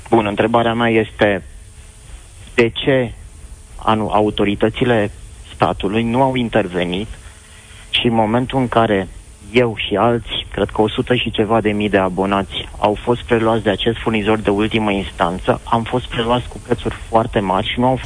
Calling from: Pitești, Argeș, Romania; vă sunt din Pitești.

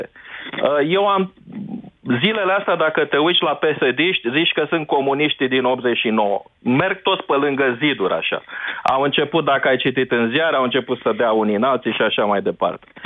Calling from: Netherlands; Sunt din Olanda.

